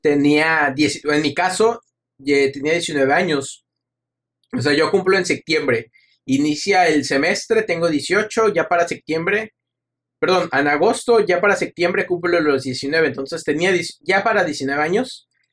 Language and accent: Spanish; Mexico; soy mexicano